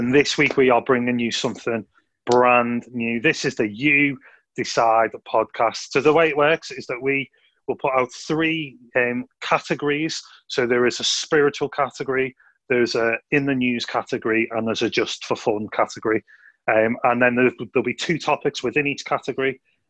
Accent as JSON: {"language": "English", "town": "Liverpool", "region": "North West England", "country": "United Kingdom", "accent": "Scouse", "said": "by my Scouse accent"}